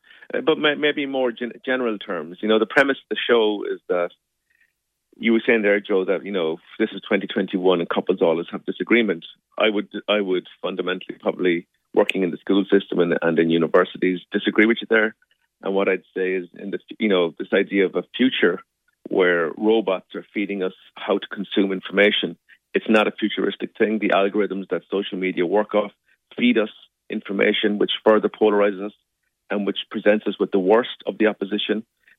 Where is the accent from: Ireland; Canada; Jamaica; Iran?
Ireland; I think there's something about, you know, being Irish, we find it hard to have conflict.